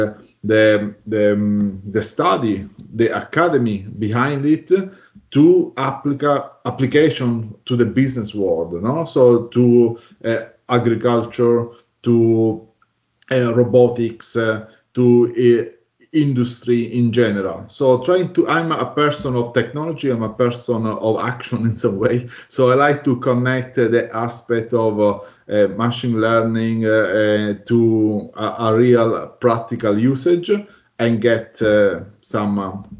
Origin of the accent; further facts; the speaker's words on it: Italy; now in Melbourne, Australia; I'm based in Melbourne, Australia, although I'm originally from Italy.